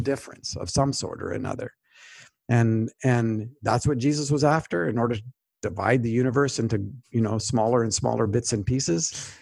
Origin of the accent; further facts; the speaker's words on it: Canada; moved away; also born or lived in United States; I'm a Canadian when it's helpful. I'm also a U S citizen, and I'm a U S citizen when that's helpful too.